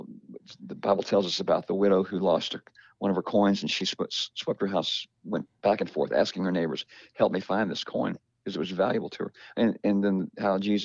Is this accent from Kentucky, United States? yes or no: yes; Kentucky, United States; my hometown in Kentucky